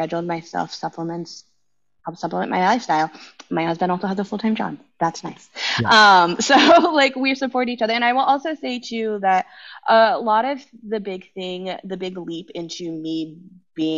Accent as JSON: {"language": "English", "town": "San Ramon", "region": "California", "country": "United States", "tie": "born or raised there", "also_born_or_lived": "San Leandro, California", "said": "I grew up in the Bay Area. I grew up in the San Ramon Valley"}